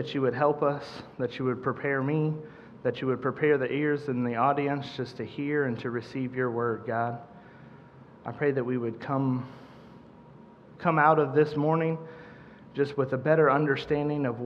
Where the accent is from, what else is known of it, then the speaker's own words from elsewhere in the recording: Central Missouri, United States; moved away as an adult; now in Kansas City, United States; I'm from the Central Missouri area originally. We moved here to Kansas City in 2012.